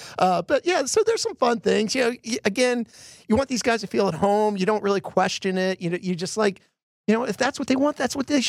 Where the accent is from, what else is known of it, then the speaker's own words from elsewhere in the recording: Philadelphia, Pennsylvania, United States; from Philadelphia, I'm from the Northeast. I tend to rush things a lot.